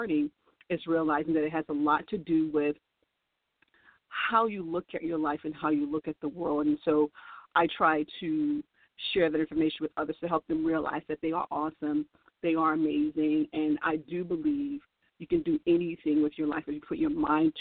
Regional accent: New Orleans, Louisiana, United States; I was born in New Orleans

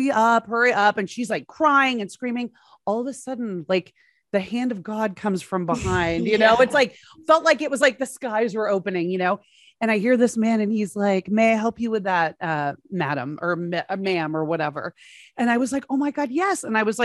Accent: Dallas, Texas, United States; now in Los Angeles, United States; I'm from Dallas originally.

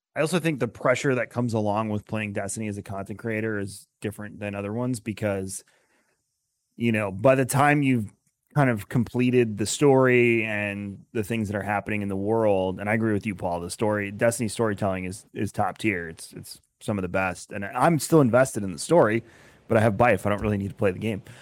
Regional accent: Long Island, New York, United States; now in Tampa, United States; I'm originally from Long Island

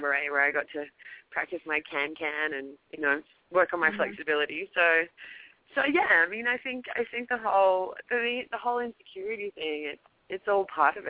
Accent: Australia; moved away as an adult; also born or lived in Paris, France / New York, United States; now in Los Angeles, United States; Australia almost 7 years ago now

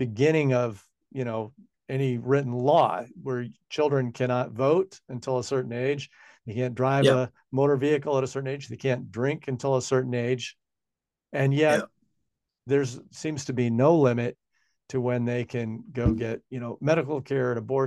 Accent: Washington, United States; now in New Zealand; Washington state, my home state where I come from

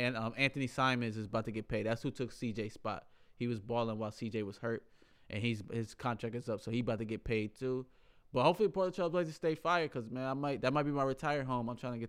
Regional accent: Kenya; You know Kenya. I'm from Kenya, right?

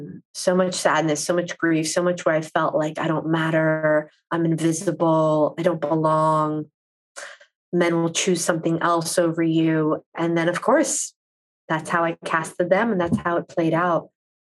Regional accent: East Coast, United States; Because, you know, I grew up on the East Coast where you just, you go, you do.

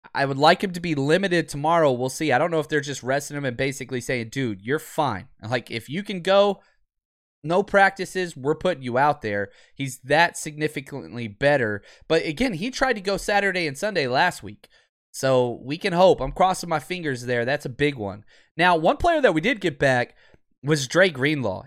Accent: Dallas, Texas, United States; moved away; Born and raised in Dallas

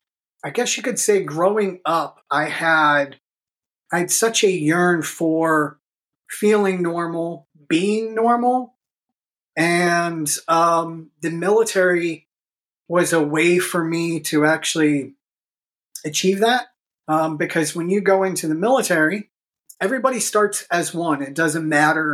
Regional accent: Pittsburgh, Pennsylvania, United States; I grew up here in Pittsburgh

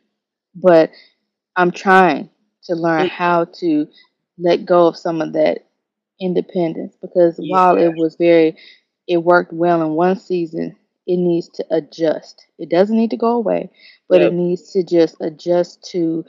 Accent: Memphis, Tennessee, United States; moved away as an adult; now in Atlanta, United States; I'm from Memphis

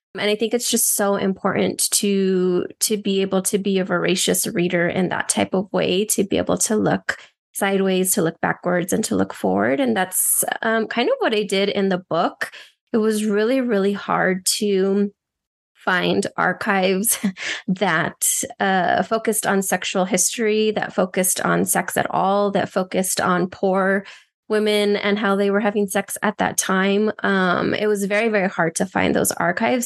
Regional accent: Albuquerque, New Mexico, United States; also born or lived in El Paso, Texas / Juárez, Mexico; I went between Albuquerque, New Mexico, and El Paso and Juarez throughout my childhood

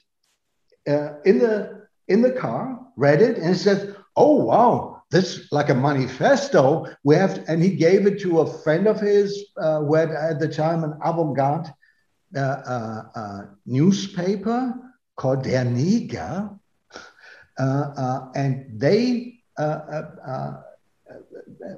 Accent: North Rhine-Westphalia, Germany; now in Berlin, Germany; I come from Westphalia

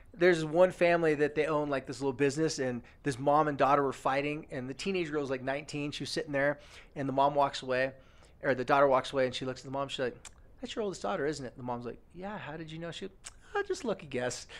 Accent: California, United States; moved away; also born or lived in American Fork, Utah; my hometown in California

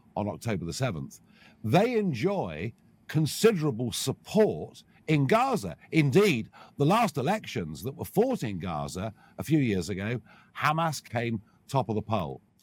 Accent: United Kingdom

